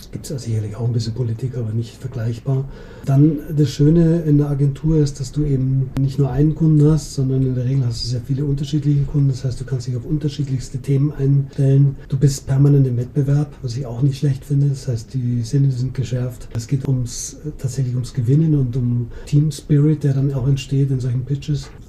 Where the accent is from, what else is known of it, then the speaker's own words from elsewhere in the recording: Munich, Bavaria, Germany; Du, ich bin Münchner, Münchner